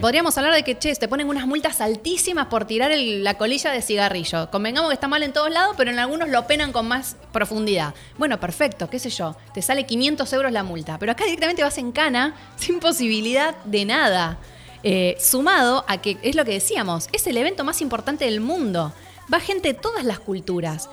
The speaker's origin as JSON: {"language": "Spanish", "country": "Argentina", "said": "nosotros Argentina"}